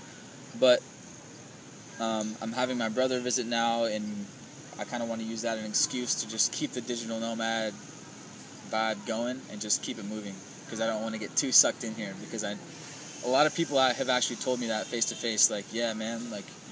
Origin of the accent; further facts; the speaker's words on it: Seattle, Washington, United States; also born or lived in Chiang Mai, Thailand; now in Ho Chi Minh City, Vietnam; I'm from Seattle, but I lived in the suburbs